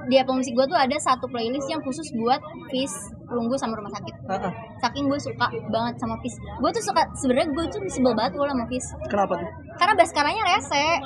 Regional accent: Bandung, West Java, Indonesia; born there; bener gue lahir di Bandung jadi gue suka

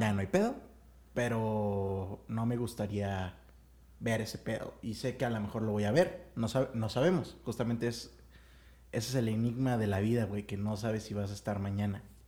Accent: Mexico

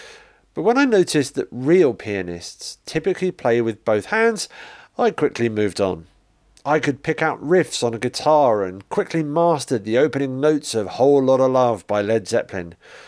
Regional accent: Liverpool, North West England, United Kingdom; I was born in 1950 in Liverpool, England. I grew up in a large, close-knit family that was also tremendously sociable and funny.

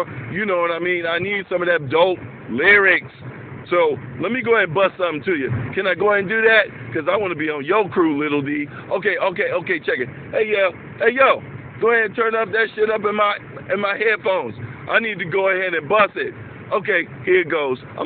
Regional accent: Chicago, Illinois, United States; I'm from the Chicago West Side.

